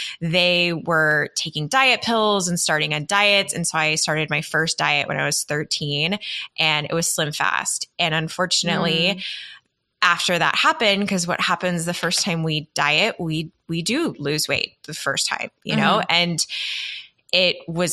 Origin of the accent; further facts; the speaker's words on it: Texas, United States; I grew up in Texas in the South, where it is very image-centric.